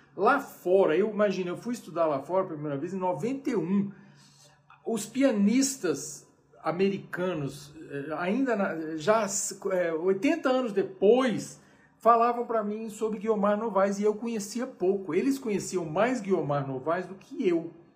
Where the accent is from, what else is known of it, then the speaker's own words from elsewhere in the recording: Brazil; eu sou brasileiro até o, o, o tutano